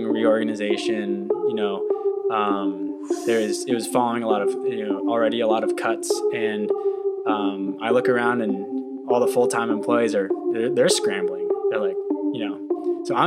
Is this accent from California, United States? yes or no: yes; Irvine, California, United States; moved away as an adult; also born or lived in Cincinnati; I grew up in Orange County, California, more specifically Irvine